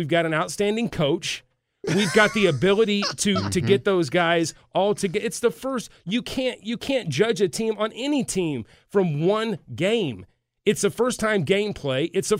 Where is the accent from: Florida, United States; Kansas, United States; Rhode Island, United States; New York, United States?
Kansas, United States; Burlington; born or raised there; moved away